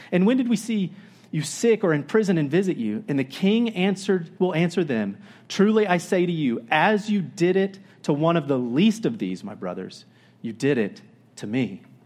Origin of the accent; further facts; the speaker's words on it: Florida, United States; now in Oregon, United States; I grew up in Florida